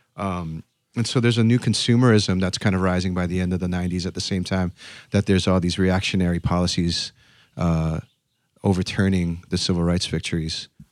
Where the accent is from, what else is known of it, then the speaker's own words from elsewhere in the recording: Honolulu, Hawaii, United States; moved away as an adult; also born or lived in Berkeley; I grew up in Honolulu, Hawaii